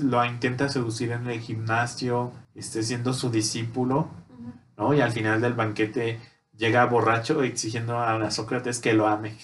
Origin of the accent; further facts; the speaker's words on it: Mexico; una buena costumbre que tenemos aquí en México